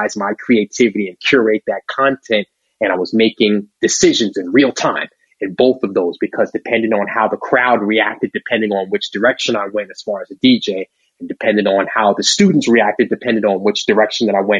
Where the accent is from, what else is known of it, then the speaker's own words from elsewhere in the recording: Long Island, New York, United States; now in Atlanta, United States; And I grew up on Long Island, where those two guys are from.